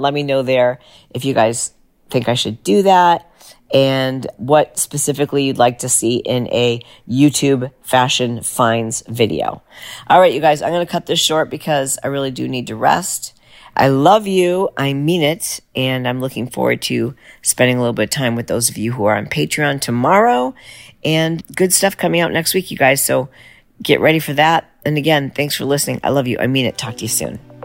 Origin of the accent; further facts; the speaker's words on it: United States; we'd say America